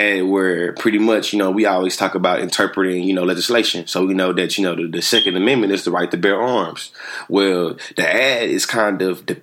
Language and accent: English; Bryan, Texas, United States; growing up in Bryan College Station